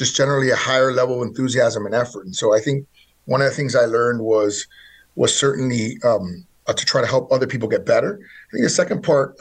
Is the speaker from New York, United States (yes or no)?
no; Miami, Florida, United States; I was born in Miami, Florida.